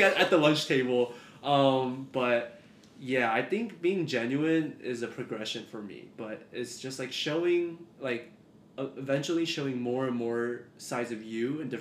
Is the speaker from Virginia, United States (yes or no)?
no; Texas, United States; I'm not international. Born and raised in Texas